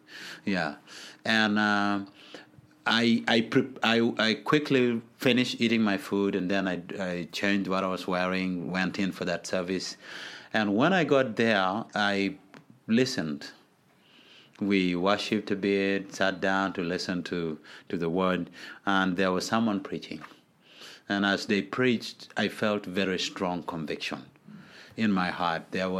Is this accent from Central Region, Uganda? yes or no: no; Gulu, Northern Region, Uganda; So that's how I grew up, and coupled with that is I grew up in wartime in Gulu. There was a war for 22 years in Gulu, so most of my childhood was in that wartime.